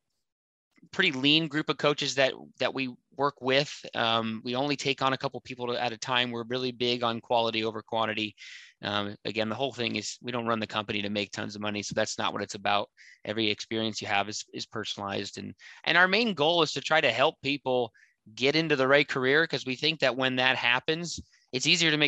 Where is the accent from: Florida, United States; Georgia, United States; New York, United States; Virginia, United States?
Virginia, United States; moved away as an adult; now in Seattle, United States; I grew up in Virginia. I lived there for 23 years.